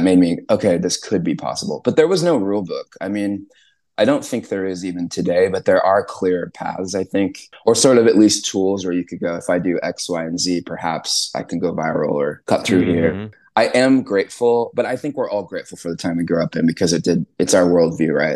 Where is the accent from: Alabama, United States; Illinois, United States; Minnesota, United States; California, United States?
California, United States; Southern; I grew up in Southern California